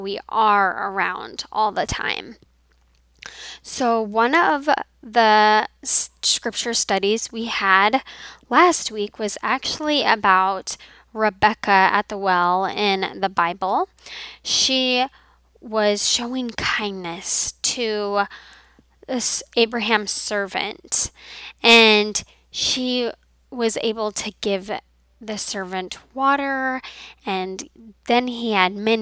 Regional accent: Colorado, United States; moved away; when I was in my home growing up in Colorado

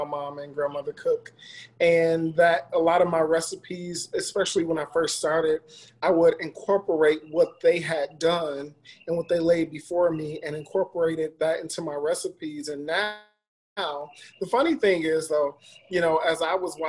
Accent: Detroit, Michigan, United States; moved away as an adult; now in Los Angeles, United States; I will represent Detroit everywhere I go

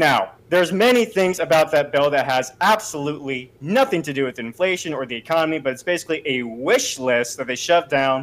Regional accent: United States; as an American

